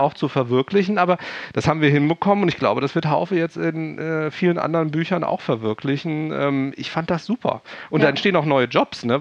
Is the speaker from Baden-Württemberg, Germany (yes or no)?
no; Hesse, Germany; accent: Hessian dialect; ich komme ja aus dem Hessischen, wenn ich irgendwie den ganzen Tag irgendwie meinen eigenen Kram vorlese, irgendwann bin ich müde und dann fange ich wieder an, Dialekt zu sprechen